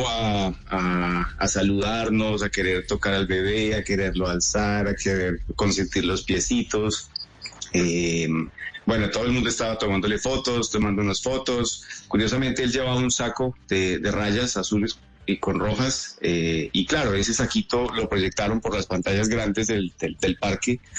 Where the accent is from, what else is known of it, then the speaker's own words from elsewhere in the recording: Colombia; now in Ontario, Canada; desde Colombia, somos colombianos.